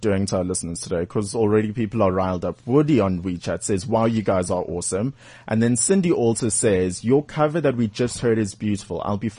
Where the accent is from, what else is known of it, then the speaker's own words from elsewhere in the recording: Durban, KwaZulu-Natal, South Africa; moved away; Durban's my hometown.